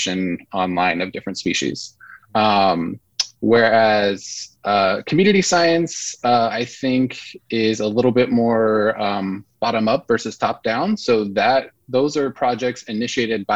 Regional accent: southern United States, Georgia, United States; being a seven-year-old growing up in Georgia, southern United States

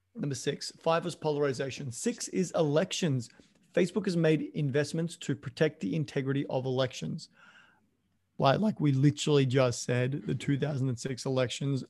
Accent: Australia; moved away as an adult; also born or lived in Canada; I'm an Australian living in Canada at the time.

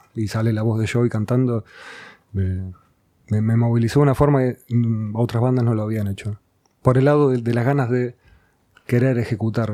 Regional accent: Banfield, Buenos Aires Province, Argentina; also born or lived in Burzaco; Yo nací en zona sur, nací en Banfield

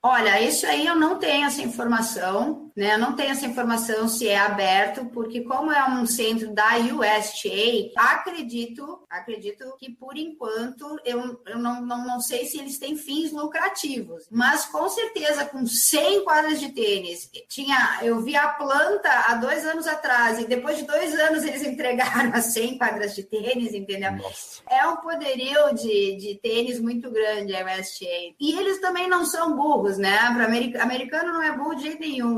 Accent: Caxias do Sul, Rio Grande do Sul, Brazil; na minha cidade, em Caxias do Sul, que eu sou nascida em Caxias, no clube que eu comecei a jogar

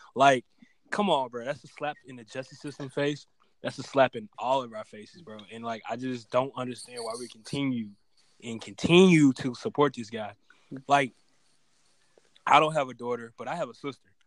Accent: Mississippi, United States; I'm from Mississippi.

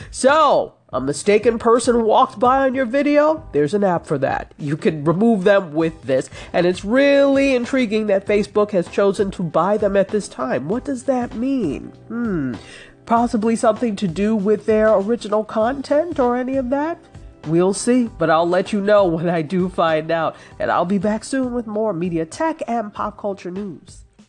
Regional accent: New York, United States; I grew up in New York State

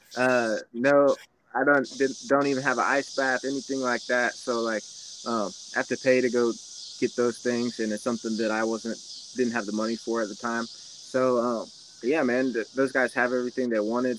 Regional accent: Kansas City, Missouri, United States; I was born in Kansas City, so like out here in the country.

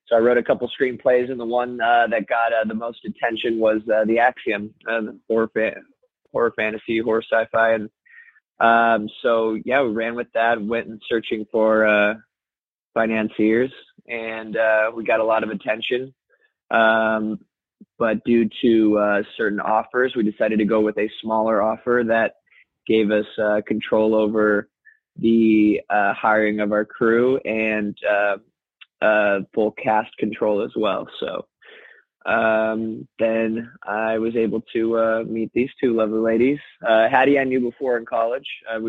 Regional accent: Phoenix, Arizona, United States; now in California, United States; I came from Phoenix, Arizona to California in 2009.

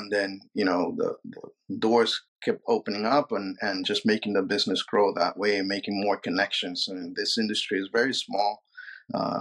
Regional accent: Peru; moved away; I was born and raised in Peru

